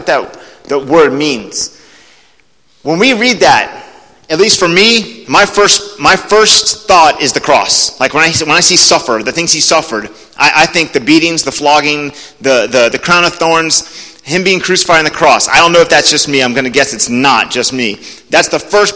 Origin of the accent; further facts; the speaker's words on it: Alabama, United States; they all know we're from Alabama